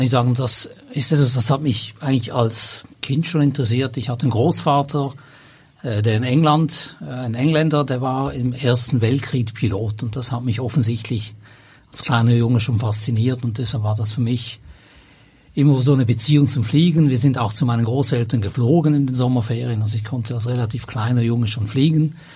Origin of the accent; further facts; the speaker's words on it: Basel, Basel-Stadt, Switzerland; moved away as an adult; also born or lived in Zürich; now in Hamburg, Germany; ich bin in Basel